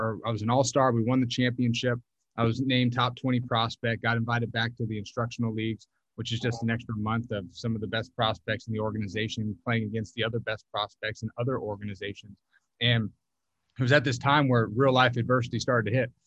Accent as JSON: {"language": "English", "town": "Phoenix", "region": "Arizona", "country": "United States", "tie": "born or raised there", "said": "Grew up, born and raised in Arizona, Phoenix, Arizona."}